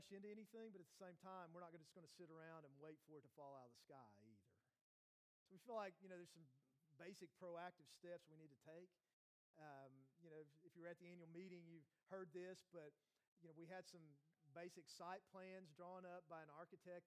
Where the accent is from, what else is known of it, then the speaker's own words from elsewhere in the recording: Morristown, Tennessee, United States; also born or lived in North Carolina / Maryland; I'm from Morristown. I grew up in Hamlin County, which is actually where we live on the west end of Hamlin County.